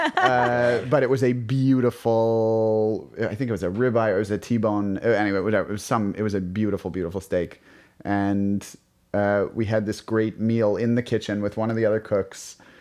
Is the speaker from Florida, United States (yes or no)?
no; New York City, New York, United States; I grew up on the Upper West Side of Manhattan